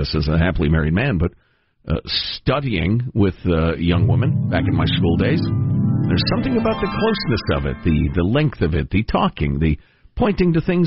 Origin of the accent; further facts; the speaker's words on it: Midwest, United States; moved away; growing up in the Midwest